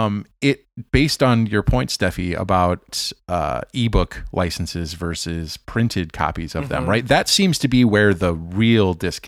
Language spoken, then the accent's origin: English; Kansas City, United States; Growing up in Kansas City, I had this friend who was a Denver Broncos fan